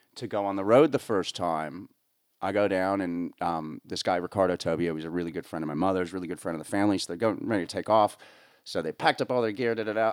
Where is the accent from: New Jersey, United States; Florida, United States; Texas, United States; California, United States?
New Jersey, United States; northern; moved away as an adult; born and raised in northern New Jersey